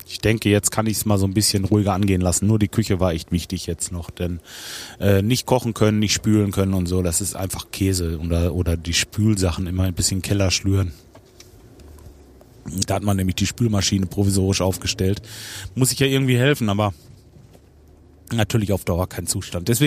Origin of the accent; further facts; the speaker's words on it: Rödinghausen, North Rhine-Westphalia, Germany; Ich bin am Feierabend und ich komme aus Rödinghausen